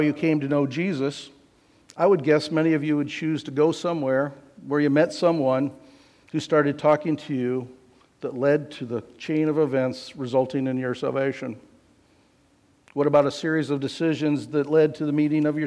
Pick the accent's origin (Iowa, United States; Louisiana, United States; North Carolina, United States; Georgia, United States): Iowa, United States; I grew up in Iowa, and so out kind of in the country.